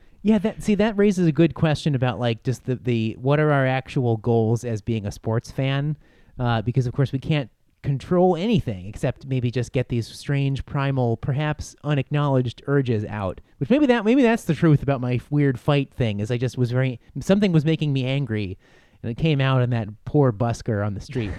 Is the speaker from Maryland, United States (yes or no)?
no; Buffalo, New York, United States; moved away; I am from Buffalo